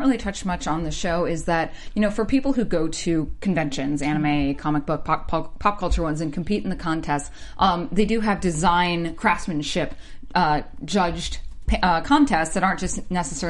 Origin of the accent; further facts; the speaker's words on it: the South, United States; being raised where I was just, you know, I'm from the South